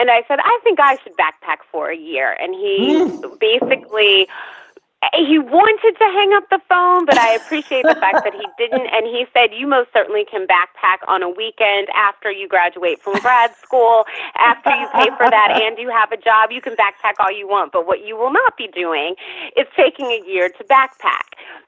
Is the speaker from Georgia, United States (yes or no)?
yes; Atlanta, Georgia, United States; also born or lived in Virginia / Tennessee / Texas / California; I grew up in Atlanta by way of several locations, Atlanta to Tennessee, or rather Atlanta to Virginia, to Tennessee, to Texas, to California, to New York.